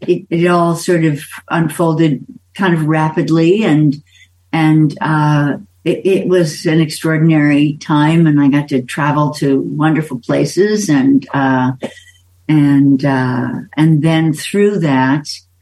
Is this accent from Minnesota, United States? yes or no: yes; Minneapolis, Minnesota, United States; In Minneapolis.